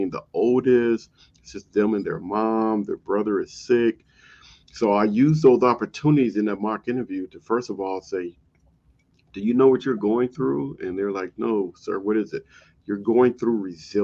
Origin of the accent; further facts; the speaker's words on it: Compton, California, United States; moved away; I grew up in Compton